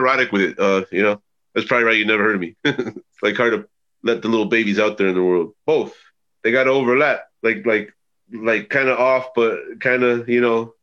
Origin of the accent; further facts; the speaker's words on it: Joliet, Illinois, United States; I'm from Joliet, Illinois